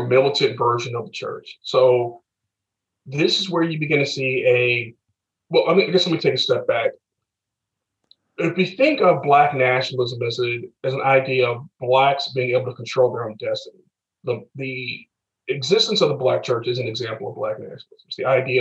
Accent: St. Louis, Missouri, United States; So the church I grew up in, I'm originally from the St. Louis area, was St. Paul African Methodist Episcopal Church.

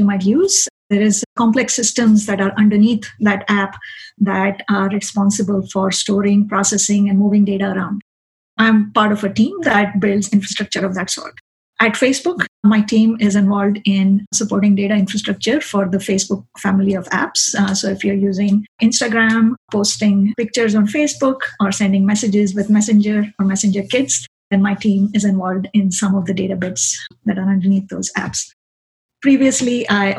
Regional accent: India; now in Boston, United States; I grew up in India.

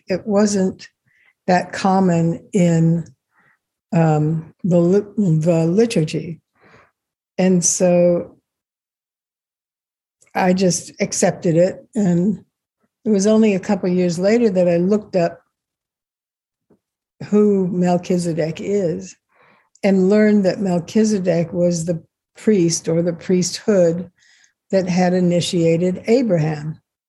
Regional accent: Israel; born there; You know, I was born in Israel.

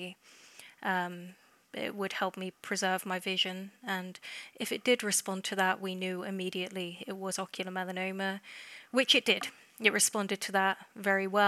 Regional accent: England, United Kingdom; I'm from England, if you can't tell by the accent already.

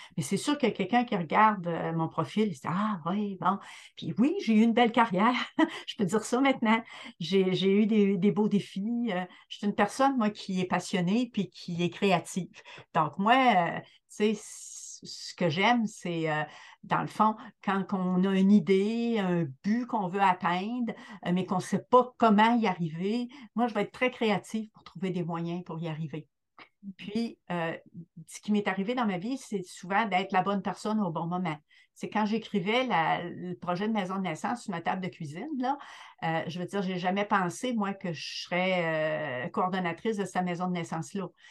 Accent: Rimouski, Quebec, Canada; je suis native là, de, du BIC, de Rimouski

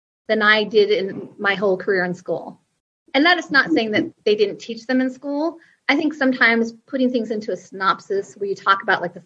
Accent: Nebraska, United States; born and raised in Nebraska

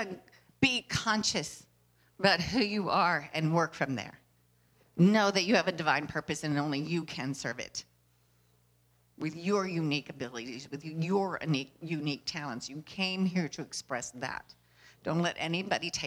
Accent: Nashville, Tennessee, United States; when I grew up in Nashville.

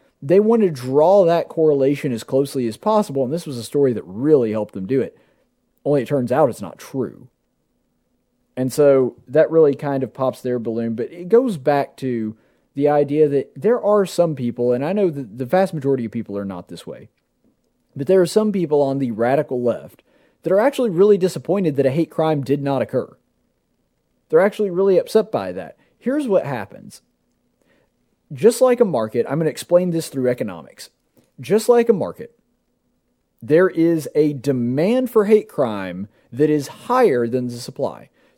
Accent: the South, United States; we like the South and we like the fact that we're from the South nowadays.

